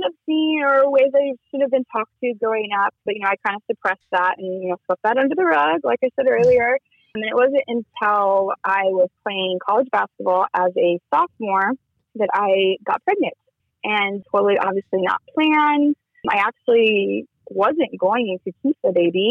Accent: Kansas City, United States; moved away; also born or lived in Las Vegas; I grew up in Kansas City.

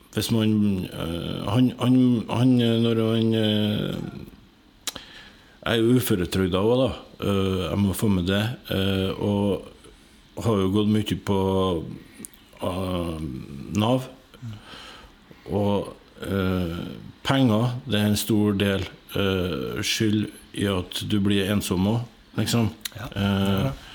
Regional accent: Hitra, Trøndelag, Norway; jeg vokste opp på Hitra.

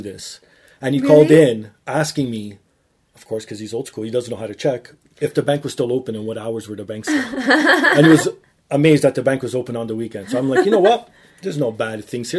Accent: Toronto, Ontario, Canada; I was born and raised downtown Toronto, like literally 5 minutes from Dundas Square

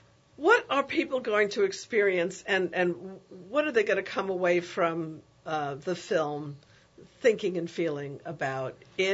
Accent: New York, United States; now in New Orleans, United States; I'm from New York, and New York is a powerful place

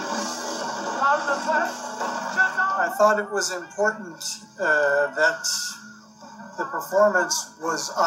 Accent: Detroit, Michigan, United States; I'm from Detroit

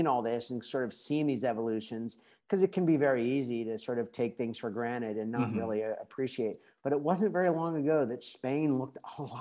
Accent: United States; moved away; being an American

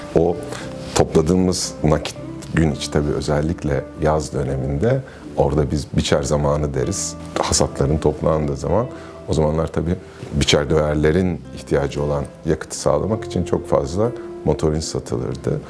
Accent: Ankara, Turkey; Ben Ankara'da büyüdüm. Ee, ailem hala orada.

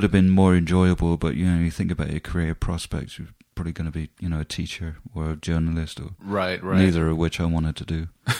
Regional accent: Swindon, South West England, United Kingdom; the most I got from it was from joining a group in my hometown of Swindon.

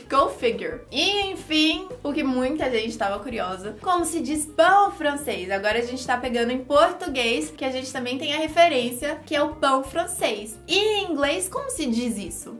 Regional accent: Brazil; Sou brasileira

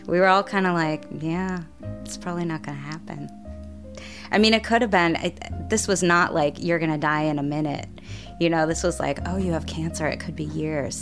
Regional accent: Chicago, Illinois, United States; I grew up outside of Chicago, in the south suburbs of Chicago.

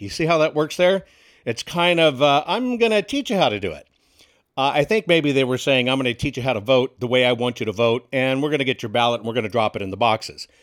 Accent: Texas, United States; born or raised there; moved away; also born or lived in Washington, D.C.

